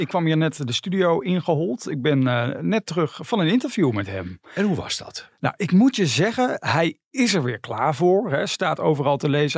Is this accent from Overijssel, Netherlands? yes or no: no; North Brabant, Netherlands; ik kom uit Brabant